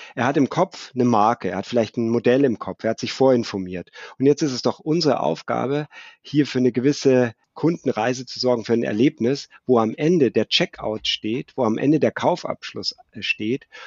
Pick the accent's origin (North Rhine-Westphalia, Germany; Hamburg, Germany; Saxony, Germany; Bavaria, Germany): Bavaria, Germany; Munich; 1972 geboren in München, lebe im malerischen Oberbayern